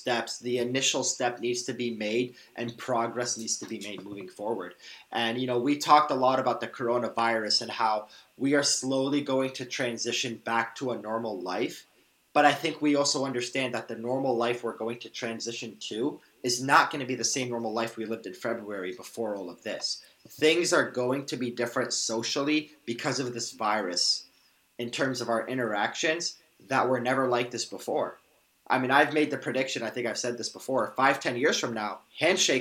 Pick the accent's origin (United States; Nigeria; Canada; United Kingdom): Canada; I'm Arab Canadian. My parents are from Iraq. I'm first generation born